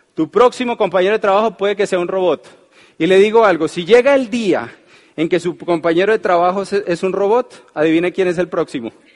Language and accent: Spanish; Colombia; uno como es colombiano